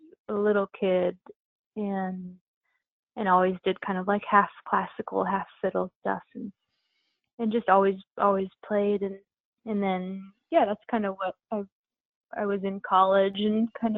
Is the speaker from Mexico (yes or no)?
no; La Conner, Washington, United States; moved away as an adult; now in Portland, United States; I grew up in a small town in northern Washington called LeConnor